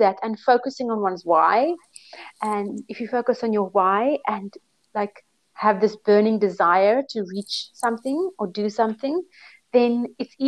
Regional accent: Cape Town, Western Cape, South Africa; moved away as an adult; also born or lived in South Korea / Thailand; Yes, I am from Cape Town, South Africa. I was born here. I grew up here.

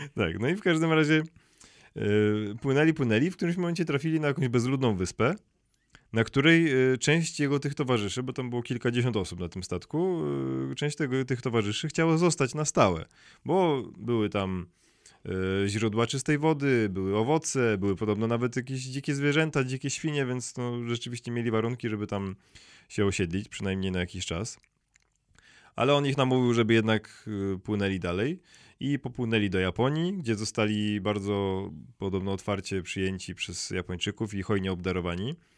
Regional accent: Szczecin, West Pomeranian Voivodeship, Poland; to moje rodzinne miasto w Szczecinie

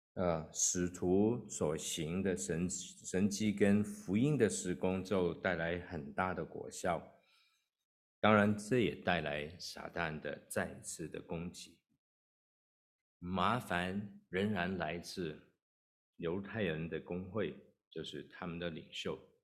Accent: Hong Kong; moved away as an adult; also born or lived in Kowloon; now in United States; 我在香港出生，那也在香港长大，那是二十几岁我才跟太太一起移民到美国。那在香港的时候，呃，我是住在 ，呃，九龙的地方

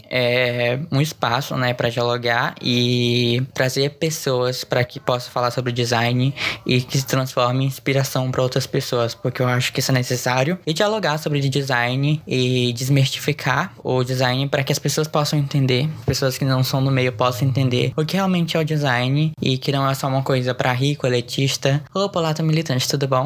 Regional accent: Goiás, Brazil; estudante de design da PUC, generalista, sou de Goiás

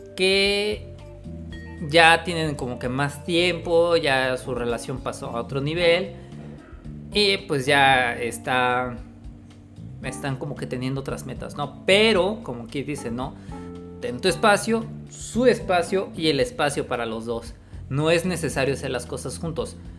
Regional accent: Mexico; acá en México, en mi ciudad natal

